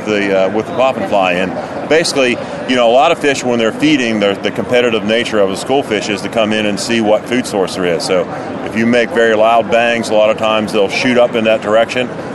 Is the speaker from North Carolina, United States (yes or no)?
yes; Oriental, North Carolina, United States; I'm from Oriental, North Carolina, a little coastal community on the lower Neuse River.